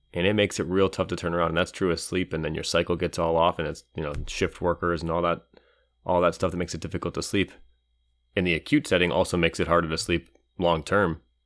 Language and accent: English; Cleveland, Ohio, United States; Back in the tundra where I grew up in Cleveland